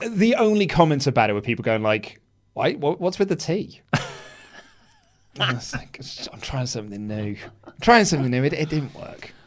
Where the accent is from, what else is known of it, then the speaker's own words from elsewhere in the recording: United Kingdom; we're so British